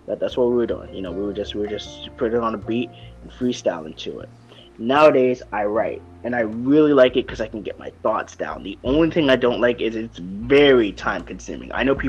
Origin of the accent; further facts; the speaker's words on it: New York, United States; born there; now in Florida, United States; the reason why it's cold is because I was born in New York. Right now I reside in Florida.